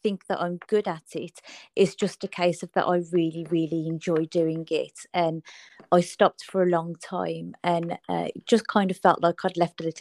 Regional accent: Birmingham, West Midlands, United Kingdom; I'm from Birmingham in the UK.

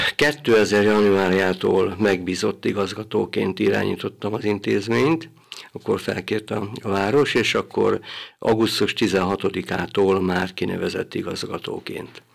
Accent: Hahót, Zala, Hungary; now in Szekszárd, Hungary; Itt születtem 1954-ben, és itt nőttem föl gyermekként

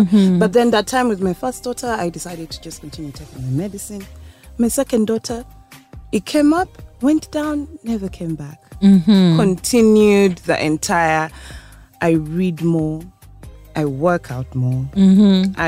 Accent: Uganda; I was born in Uganda. I grew up here. I was in Kampala Pines. I moved to Green Hill

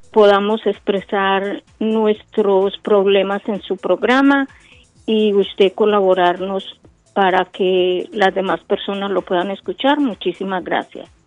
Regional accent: Colombia; Pero somos colombianos, a los colombianos nos deben de ayudar para solucionar nuestros problemas que tengamos en el exterior

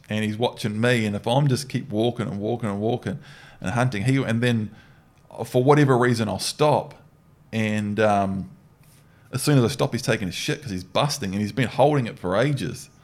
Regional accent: New Zealand; growing up in New Zealand

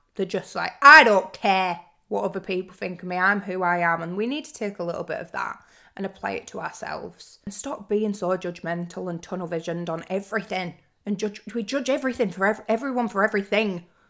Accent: Lake District, North West England, United Kingdom; moved away as an adult; now in London, United Kingdom; I was driving down from the Lake District, that's where I'm from

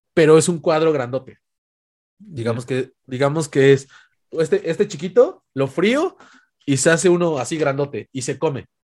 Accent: Puebla, Mexico; las afueras de Puebla, que es la ciudad donde soy originario

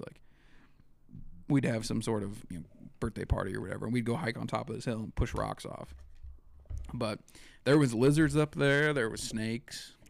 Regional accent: Eastern Montana, United States; also born or lived in Miles City, Montana / Ekalaka, Montana / Baker, Montana; I was born in Miles City, and then my dad was a hired man on a ranch outside of Miles City until I was about six, and then he found a place in Ekalaka, Montana

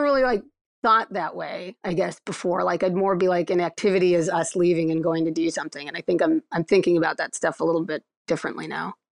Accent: Akron, Ohio, United States; moved away; I'm from Akron, Ohio originally

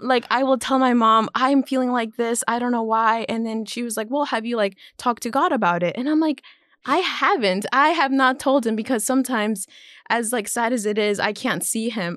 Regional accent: Orlando, Florida, United States; moved away; I was born and raised in Orlando, Florida.

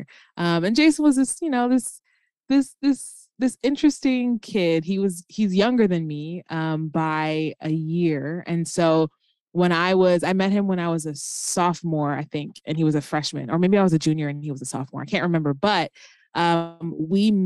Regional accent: United States; moved away as an adult; now in Chicago suburbs, United States; I was born and raised in Minnesota, North Carolina

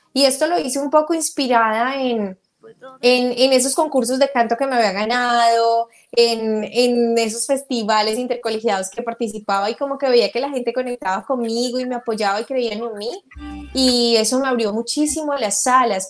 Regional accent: Colombia; yo soy colombiana

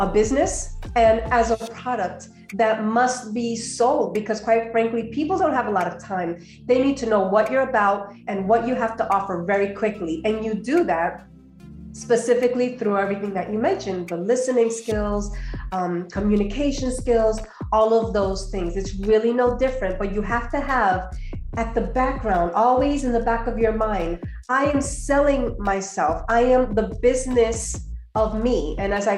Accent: New Jersey, United States; moved away as an adult; also born or lived in Colombia; now in Georgia, United States; I grew up in New Jersey, more recently moved to Georgia with my family.

